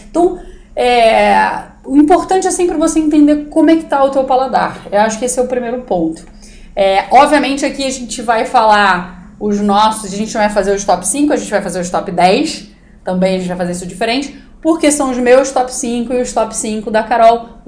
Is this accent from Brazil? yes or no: no; South Korea; Eu sou coreano, eu posso pensar em várias respostas.